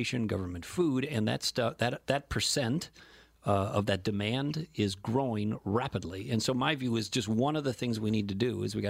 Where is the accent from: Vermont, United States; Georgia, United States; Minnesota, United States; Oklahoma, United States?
Minnesota, United States; South St. Paul; I grew up in South St. Paul